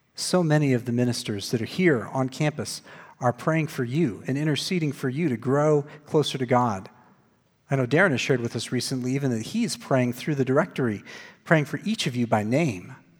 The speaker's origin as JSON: {"language": "English", "town": "Glendale", "region": "Arizona", "country": "United States", "tie": "born or raised there", "said": "I was working at the church that I grew up in in Glendale, Arizona"}